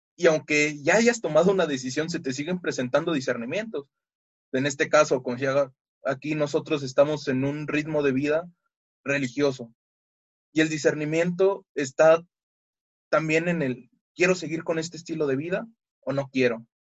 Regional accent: Mexico City, Mexico; soy de la Ciudad de México

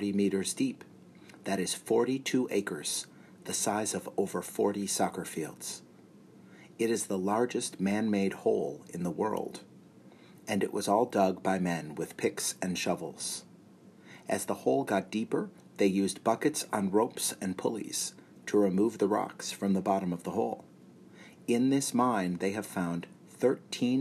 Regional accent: United States; also born or lived in Kimberley, South Africa; I was born in the United States

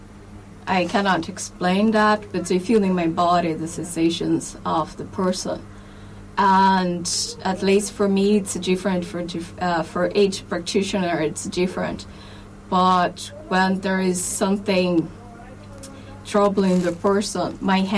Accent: Brazil; English is a second language; moved away as an adult; now in Ireland; I am Brazilian

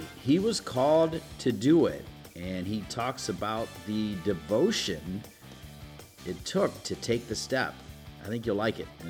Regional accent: Ohio, United States; I'm from Ohio

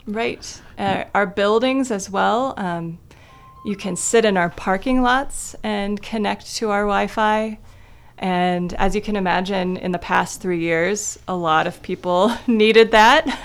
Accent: Kidron, Ohio, United States; moved away as an adult; now in Athens, United States; I grew up in a town of less than a thousand people called Kidron, Ohio.

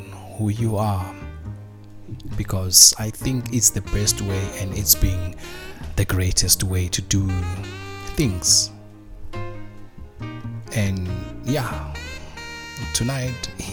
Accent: South Africa; also born or lived in Soweto, South Africa; I was born in Soweto, but growing up, I grew up back home, the rural place

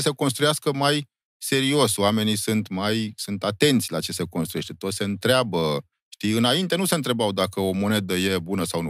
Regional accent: Romania; doar dacă suntem români nu înseamnă că am furat ceasurile

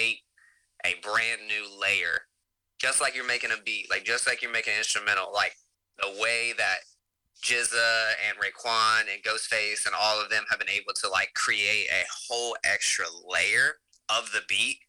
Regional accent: Davie County, near Winston-Salem, North Carolina, United States; moved away as an adult; now in Raleigh, United States; I grew up in Davie County, right outside of Winston, but super small town, real country.

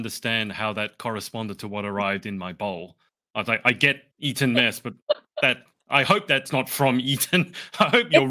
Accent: Australia; as an Australian

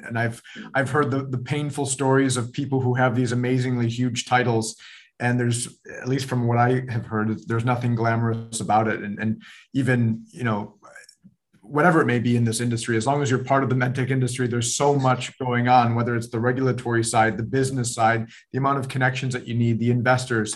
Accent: Buffalo, New York, United States; I'm originally from Buffalo, New York, up in the Northeast.

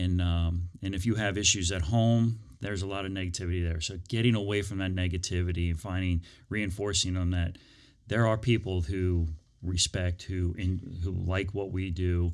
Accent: Prince William County, Virginia, United States; I grew up in Prince William County.

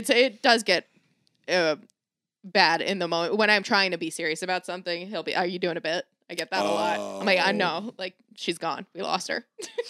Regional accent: Florida, United States; I'm from Florida.

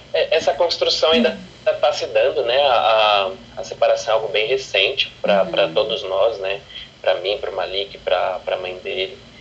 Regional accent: São Paulo, Brazil; sou da Brasilândia

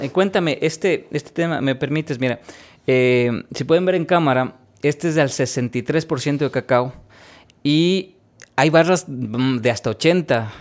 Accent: Ecuador; he podido sacar pecho diciendo que vengo de Ecuador

